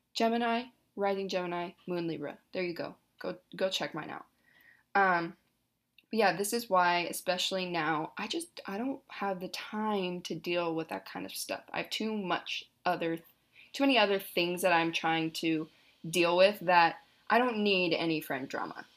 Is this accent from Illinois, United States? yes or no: no; Hood River, Oregon, United States; also born or lived in Corvallis, Oregon; I'm currently in Hood River, my hometown